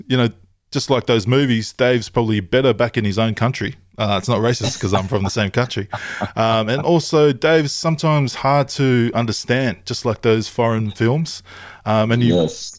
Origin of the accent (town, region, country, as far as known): Tonga